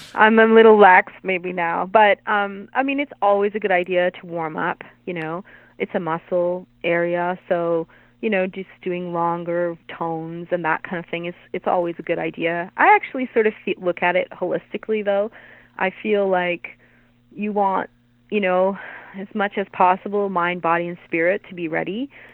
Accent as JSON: {"language": "English", "town": "Hamilton", "region": "Ontario", "country": "Canada", "said": "I'm from Hamilton"}